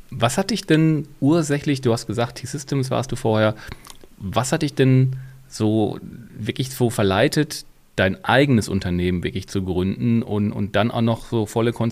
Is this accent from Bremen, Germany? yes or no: no; Hockenheim, Baden-Württemberg, Germany; Ich bin gebürtiger Hockenheimer und auch am Hockenheimring aufgewachsen, ja.